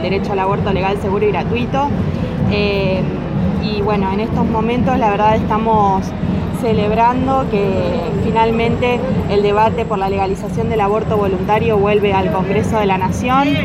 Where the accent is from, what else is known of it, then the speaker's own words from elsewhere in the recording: Santa Fe, Argentina; yo soy de Santa Fe